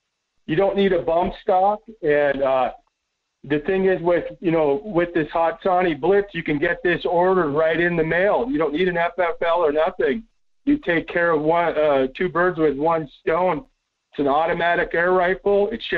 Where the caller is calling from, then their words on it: Las Vegas, Nevada, United States; Yeah, buenos dias, Michael. It's … from Las Vegas.